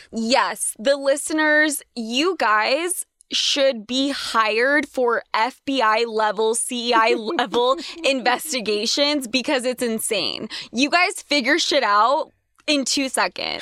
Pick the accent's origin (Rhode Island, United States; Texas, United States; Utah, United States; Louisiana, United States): Utah, United States; growing up in Utah